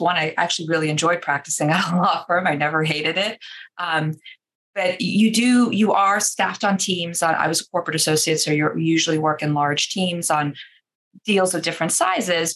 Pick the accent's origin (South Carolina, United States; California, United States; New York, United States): New York, United States; New York City; now in Boston, United States; I'm originally from Queens, New York, I grew up a Mets fan